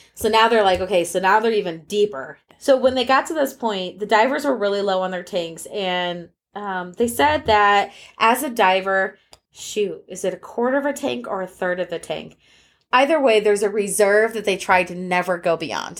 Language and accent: English; United States; as an American